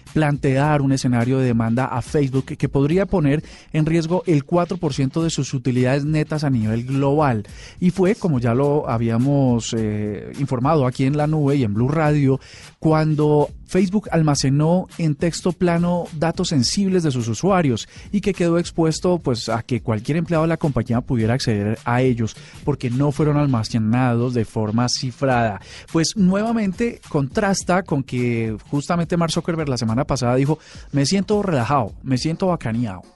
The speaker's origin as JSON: {"language": "Spanish", "country": "Colombia", "said": "como colombianos"}